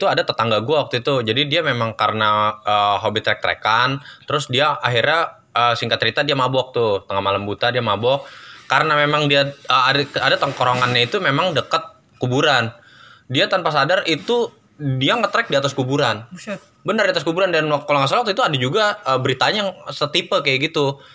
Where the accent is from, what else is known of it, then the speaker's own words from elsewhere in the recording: Cianjur, West Java, Indonesia; kampung gue, Cianjur ke Garut pernah tuh.